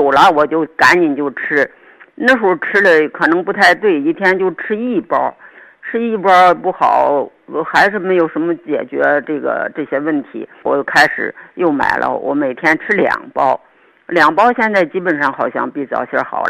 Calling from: Shijiazhuang, Hebei, China; 呃，我是石家庄的。

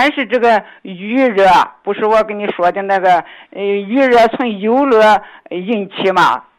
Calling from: Lanzhou, Gansu, China; 我是兰州的。

